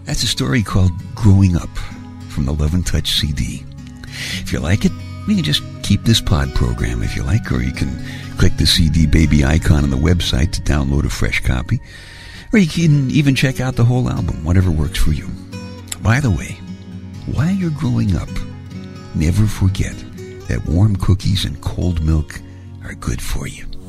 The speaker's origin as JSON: {"language": "English", "town": "New York City", "region": "New York", "country": "United States", "tie": "born or raised there", "said": "I grew up in Brooklyn, and like most of the guys in my neighborhood, my car was the subway"}